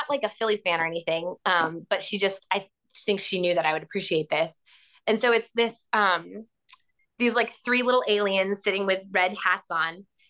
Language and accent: English; Florida, United States; I'm from Florida and I still think they suck.